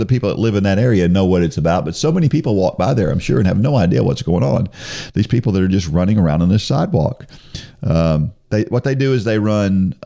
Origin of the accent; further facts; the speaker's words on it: New Jersey, United States; moved away; I was born in New Jersey